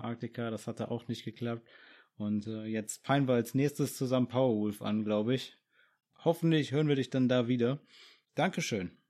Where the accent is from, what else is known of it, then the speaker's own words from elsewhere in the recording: Germany; hier bei uns in Deutschland